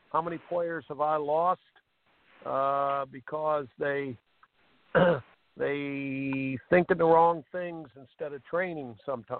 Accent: Indiana, United States; I grew up in Indiana

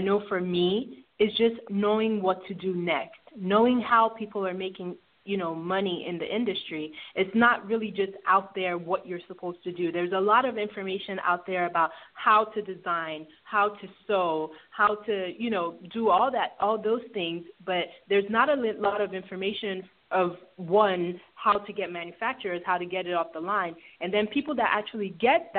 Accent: Lagos, Nigeria; also born or lived in Houston, Texas, United States; now in Atlanta, United States; Lagos. I'm from Lagos. I was born actually in Houston, Texas, but lived in Nigeria for most of my childhood. And then, then we moved here to the States and Atlanta.

